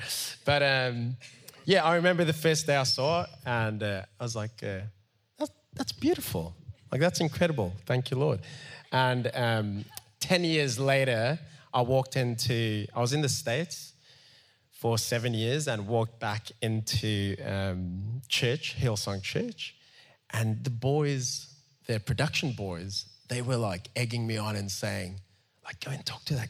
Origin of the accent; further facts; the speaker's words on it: Cape Town, Western Cape, South Africa; I grew up in Mitchell's Plain for a lot of my childhood. And that's the roots